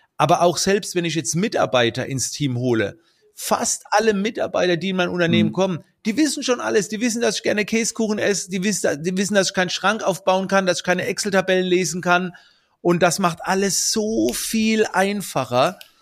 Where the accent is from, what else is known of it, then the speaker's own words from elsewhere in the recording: Germany; also born or lived in United States; I'm from Germany.